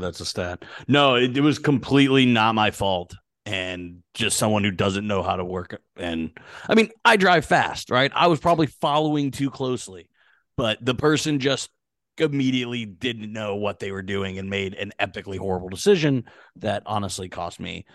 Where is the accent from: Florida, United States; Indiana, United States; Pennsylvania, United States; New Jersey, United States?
Pennsylvania, United States; Pittsburgh; I'm from Pittsburgh